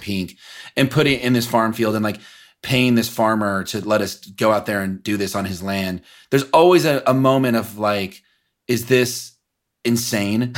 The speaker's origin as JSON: {"language": "English", "town": "Kansas City", "region": "Missouri", "country": "United States", "also_born_or_lived": "Los Angeles", "said": "I'm from Kansas City from the Midwest"}